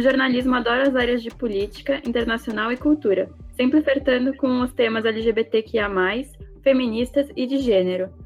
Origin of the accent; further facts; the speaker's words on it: São Paulo, Brazil; sou paulistana